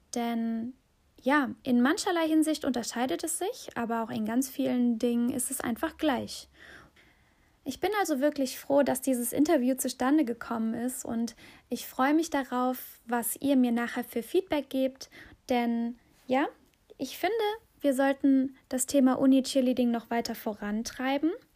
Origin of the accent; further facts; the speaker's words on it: Aachen, North Rhine-Westphalia, Germany; nach Aachen kommen durfte, in meine Heimatstadt